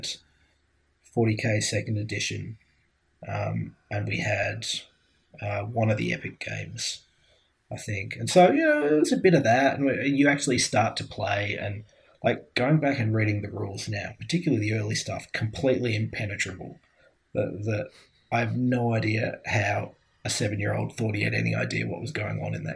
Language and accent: English; Glasgow, Scotland, United Kingdom; I grew up in Glasgow